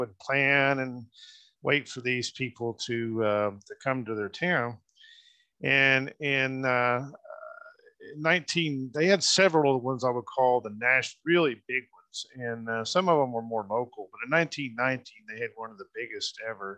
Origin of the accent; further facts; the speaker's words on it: Muskogee, Oklahoma, United States; including my hometown here in Muskogee. We actually have an original tourist camp building still here in Muskogee.